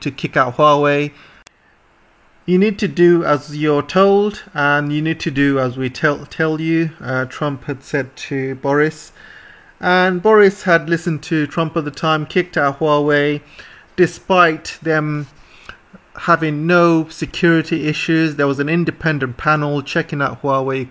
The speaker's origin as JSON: {"language": "English", "country": "United Kingdom", "said": "I'm British"}